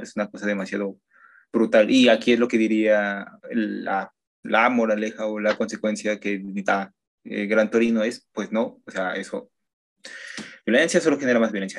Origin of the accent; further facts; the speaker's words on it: Mexico; uno como mexicano